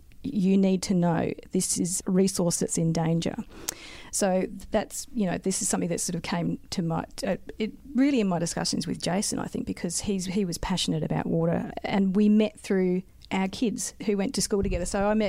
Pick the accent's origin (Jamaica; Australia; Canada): Australia; South Australia; So I grew up in South Australia, moved away and became a geologist